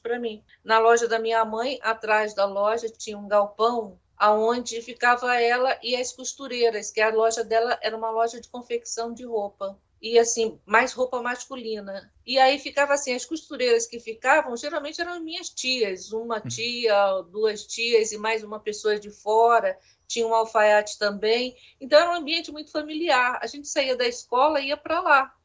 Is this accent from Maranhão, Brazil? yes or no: yes; São Luís, Maranhão, Brazil; Lá no Maranhão, né, que eu nasci lá, em São Luís, lá a gente tinha uma vida legalzinha, né, confortável